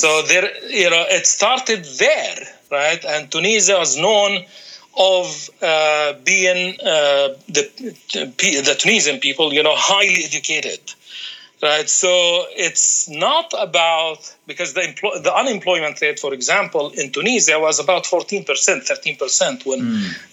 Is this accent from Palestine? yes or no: yes; Palestine; moved away as an adult; also born or lived in Washington D.C. / Qatar; I'm coming from Palestine